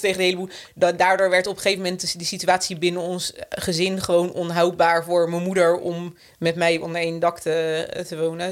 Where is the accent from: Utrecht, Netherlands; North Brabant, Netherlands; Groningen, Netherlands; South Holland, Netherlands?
South Holland, Netherlands; Rijswijk; wij zijn eh, opgegroeid in Rijswijk